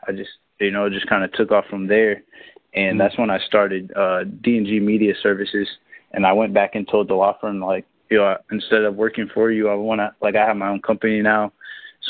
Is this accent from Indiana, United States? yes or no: yes; Kokomo, Indiana, United States; also born or lived in Texas / Orlando, Florida; I'm originally from Kokomo, Indiana. It's like probably about an hour north of Indianapolis.